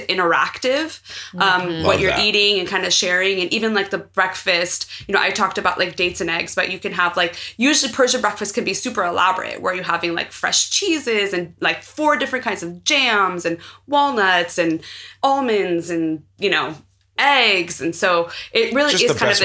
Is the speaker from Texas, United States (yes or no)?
no; San Francisco, California, United States; I was born here in San Francisco. I've lived in the United States my whole life